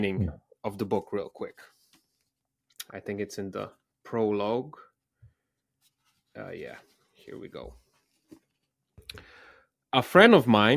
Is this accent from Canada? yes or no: no; Slovenia; I'm from Eastern Europe, from Slovenia, to be more exact.